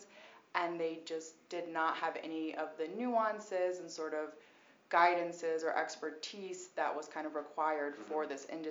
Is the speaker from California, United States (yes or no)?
no; New Hampshire, United States; moved away; also born or lived in Boston; I'm originally from New Hampshire and spent a lot of time in Boston, so I would say I'm a Bostonian.